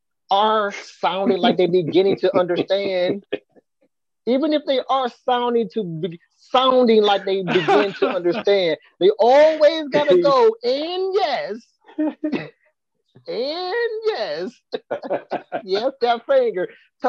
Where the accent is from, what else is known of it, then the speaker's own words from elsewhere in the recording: St. Petersburg, Florida, United States; I grew up in South St. Pete in the 90s.